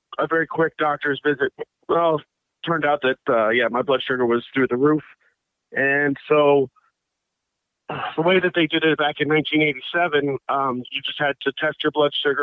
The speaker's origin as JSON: {"language": "English", "town": "Bethesda", "region": "Maryland", "country": "United States", "tie": "born or raised there", "moved": "yes", "lives_now": "McLean, United States", "said": "I grew up in Bethesda, Maryland, a suburb of Washington, D.C."}